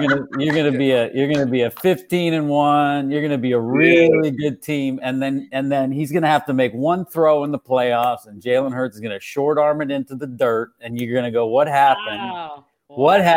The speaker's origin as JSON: {"language": "English", "country": "Canada", "said": "I'm Canadian, and I grew up in the early 90s"}